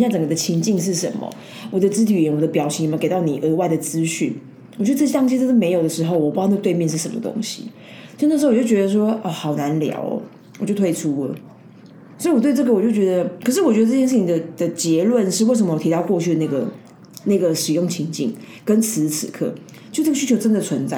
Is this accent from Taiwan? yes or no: yes; Taiwan; 我们台湾人就是比较humble